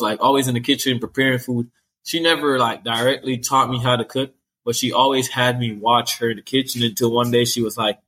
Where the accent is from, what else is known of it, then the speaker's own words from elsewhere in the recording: Jamaica; also born or lived in Kingston; now in United States; growing up in Jamaica